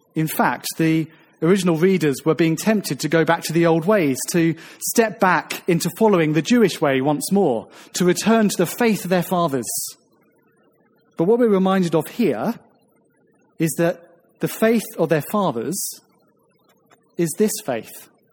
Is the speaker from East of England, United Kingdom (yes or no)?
no; Ramsgate, South East England, United Kingdom; now in St Albans, United Kingdom; When I moved from my hometown of Ramsgate down in the southeast coast to St. Albans